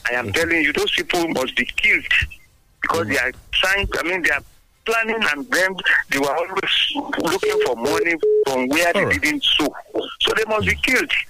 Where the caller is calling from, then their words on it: Abeokuta, Ogun State, Nigeria; Yes. I'm currently calling from Abeokuta.